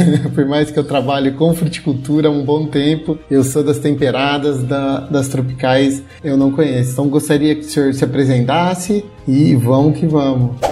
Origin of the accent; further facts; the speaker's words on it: Jundiaí, São Paulo, Brazil; porque eu sou de Jundiaí